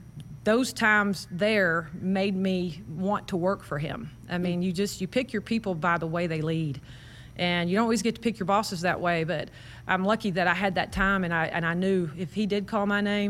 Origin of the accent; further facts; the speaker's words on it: Waco, Texas, United States; So I grew up in Waco.